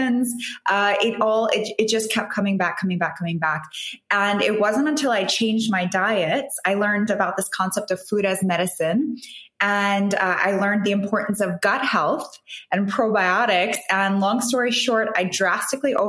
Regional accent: New York, United States; moved away as an adult; now in Dubai, United Arab Emirates; I'm originally from New York. My heritage is Italian, but I grew up in New York

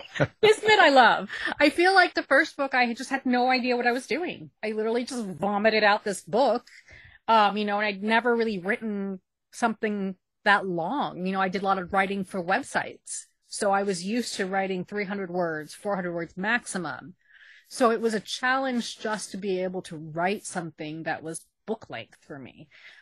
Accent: Queens, New York, United States; It's like, oh, it's a mystic from South Asia. Oh, yes. And it's like, no, I'm from Queens.

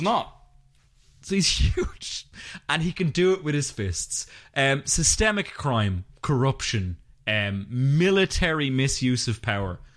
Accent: Ireland; We're both Irish podcasters

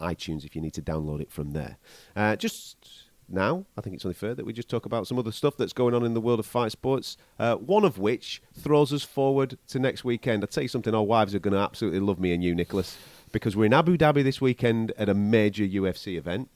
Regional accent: England, United Kingdom; from England

